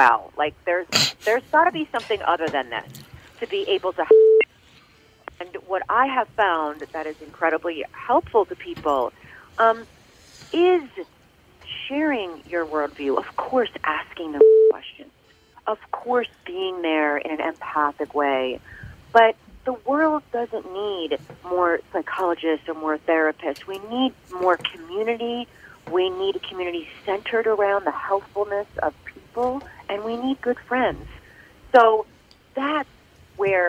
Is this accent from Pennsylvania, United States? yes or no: yes; Philadelphia, Pennsylvania, United States; I'm from Philly